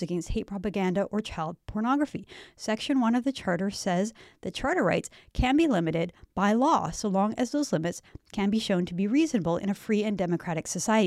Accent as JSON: {"language": "English", "country": "Canada"}